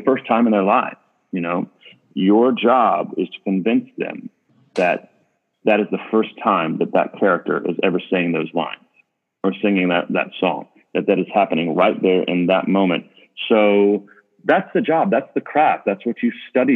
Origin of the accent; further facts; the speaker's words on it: United States; as an American